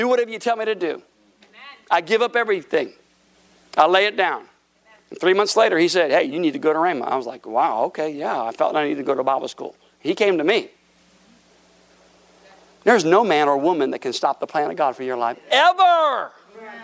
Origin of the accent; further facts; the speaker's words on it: Tampa, Florida, United States; moved away as an adult; also born or lived in Broken Arrow, Oklahoma / Tulsa, Oklahoma / Chicago; I'm a Florida boy. I wasn't born in Florida, but I grew up in Florida